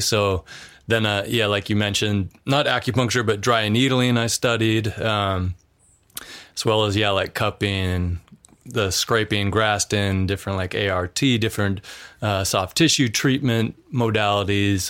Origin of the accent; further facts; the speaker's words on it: Missoula, Montana, United States; moved away; we grew up in in Missoula, so it's it's more of like an urban like city